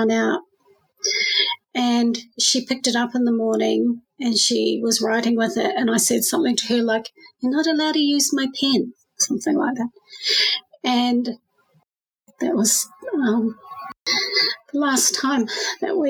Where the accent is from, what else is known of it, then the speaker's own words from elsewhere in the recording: Auckland, New Zealand; now in Melbourne, Australia; I was born in Auckland, New Zealand